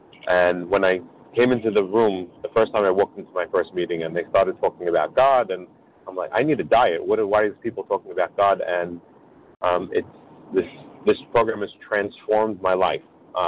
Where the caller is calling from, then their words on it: New York, United States; I'm calling from New York.